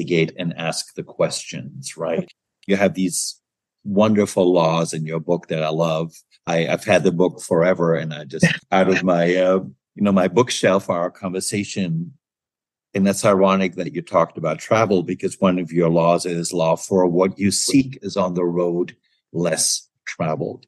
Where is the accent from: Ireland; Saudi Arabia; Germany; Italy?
Germany; moved away; I'm originally from Germany